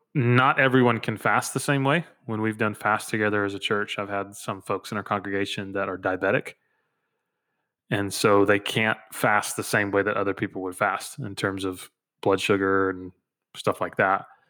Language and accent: English; the South, United States; Growing up in the South